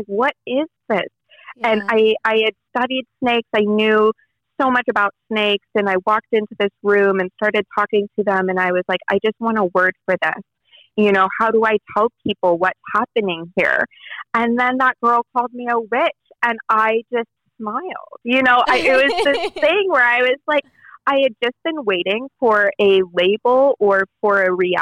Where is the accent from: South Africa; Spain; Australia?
South Africa; Johannesburg, Gauteng; also born or lived in Denver, United States; now in United States; I was born in Denver, but raised in public schools in Johannesburg